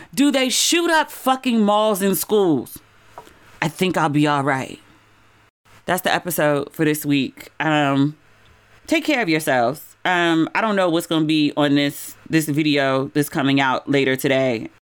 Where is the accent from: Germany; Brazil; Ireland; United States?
United States; moved away as an adult; also born or lived in Los Angeles / Ghana / East Coast; I'm from America